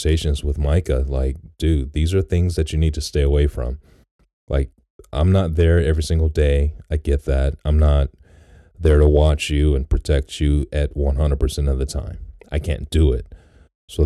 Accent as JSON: {"language": "English", "town": "Detroit", "region": "Michigan", "country": "United States", "tie": "born or raised there", "said": "when I was growing up in Detroit"}